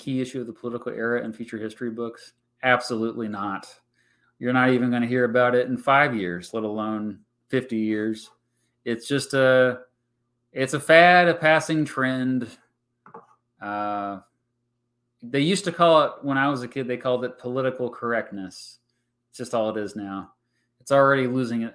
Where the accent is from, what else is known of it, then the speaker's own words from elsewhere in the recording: Lawrence, Kansas, United States; I recommend Lawrence. A lot of history in my hometown